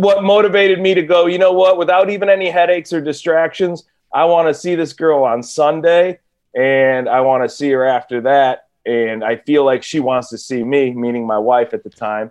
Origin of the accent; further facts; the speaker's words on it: Cleveland, Ohio, United States; now in California, United States; I'm from Cleveland